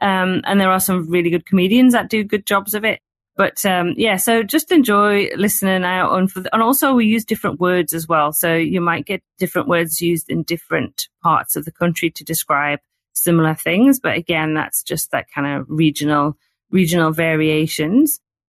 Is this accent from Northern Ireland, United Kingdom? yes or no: no; North East England, United Kingdom; accent: Geordie; So I'm a Geordie, because I'm from the Northeast. So that kind of applies to Tyneside and Northumberland.